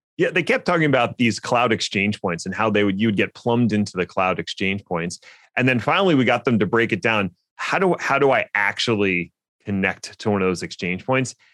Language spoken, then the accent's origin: English; Philadelphia, Pennsylvania, United States; Linode is based in my hometown of Philly